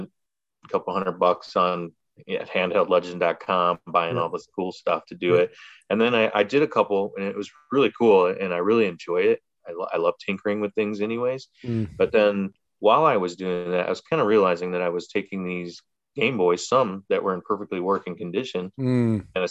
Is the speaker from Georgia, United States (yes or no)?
no; Chicago, Illinois, United States; growing up in the Chicagoland area in the 90s